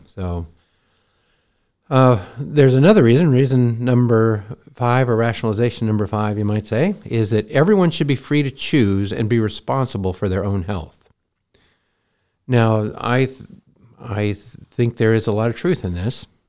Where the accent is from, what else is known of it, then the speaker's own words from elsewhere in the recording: Montana, United States; I grew up in Montana